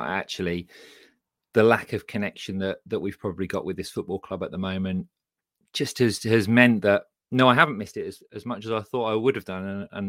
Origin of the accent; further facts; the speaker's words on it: Midlands, United Kingdom; accent: Midlands; My Midlands accent is nowhere near up to it.